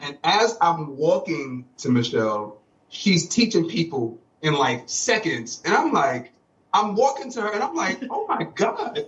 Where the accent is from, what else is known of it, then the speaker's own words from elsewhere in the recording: New York City, New York, United States; Brooklyn all day